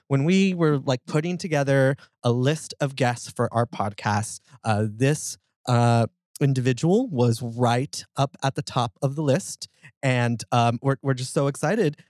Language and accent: English; Marshall, Texas, United States; born or raised there; also born or lived in Los Angeles, California / Palmdale, California